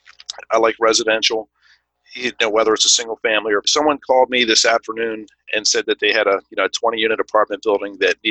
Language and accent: English; Baltimore, Maryland, United States; I grew up in Baltimore, in the Baltimore area, so I'm very familiar with the city